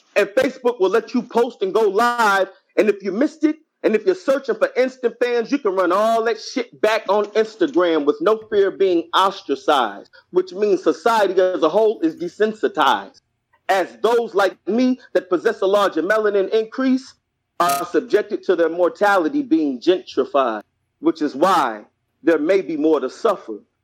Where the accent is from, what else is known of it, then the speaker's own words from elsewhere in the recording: Lexington, Kentucky, United States; now in North Carolina, United States; I'm from Kentucky, Lexington, Kentucky, 859